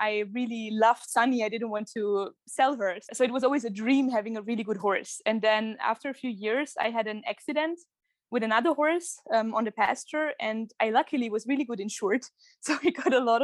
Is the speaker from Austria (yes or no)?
yes; near Kitzbühel, Tyrol, Austria; moved away as an adult; now in Vienna, Austria; I'm originally from Tyrol in Austria, close to Kitzbühel. But now I moved to Vienna a few months ago.